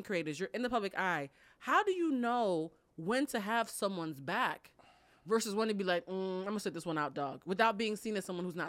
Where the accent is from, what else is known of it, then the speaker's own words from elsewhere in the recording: Boston, Massachusetts, United States; now in Los Angeles, United States; I'm from Boston, which is like, we have the hood, but it's not super hood.